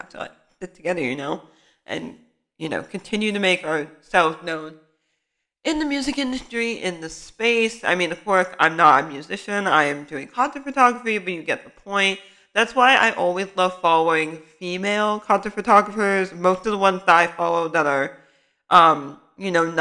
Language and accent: English; Bay Area, California, United States; I'm from the Bay Area. I'm a student.